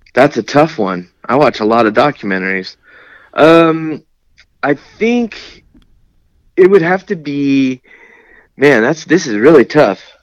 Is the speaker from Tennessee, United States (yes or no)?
no; Lemoore, California, United States; also born or lived in San Diego, California; I'm from Lemoore and kind of San Diego at the same time.